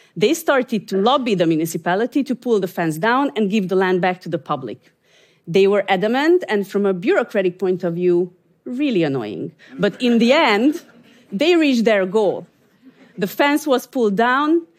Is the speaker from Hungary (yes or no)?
yes; Hungary; I'm from Hungary